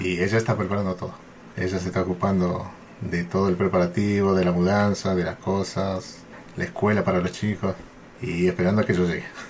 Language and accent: Spanish; San Salvador de Jujuy, Jujuy, Argentina; moved away as an adult; also born or lived in Buenos Aires; Yo soy de Jujuy Capital, capital, y ahí pasé mi infancia hasta mi juventud y bueno, de ahí me fui a Buenos Aires